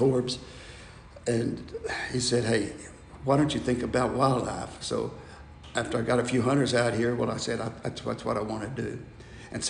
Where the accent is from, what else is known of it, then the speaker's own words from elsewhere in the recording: Florida, United States; moved away as an adult; also born or lived in Oklahoma City, Oklahoma; now in Abilene, United States; we wound up in Florida, and I went to junior high school in Florida